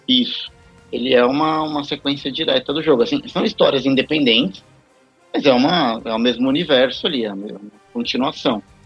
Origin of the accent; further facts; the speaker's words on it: Barbacena, Minas Gerais, Brazil; quando era criança pequena lá em Barbacena